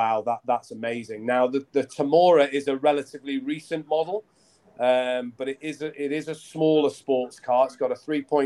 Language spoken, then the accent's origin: English; Lancashire, North West England, United Kingdom; I grew up in Lancashire, up in the north of England.